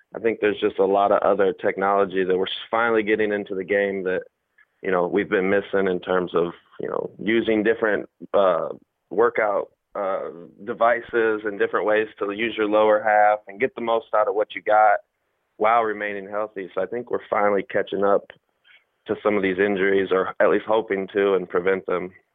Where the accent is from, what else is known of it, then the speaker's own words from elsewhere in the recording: Fort Wayne, Indiana, United States; moved away as an adult; also born or lived in Arizona / Oakland; now in Nashville, United States; I'm from Fort Wayne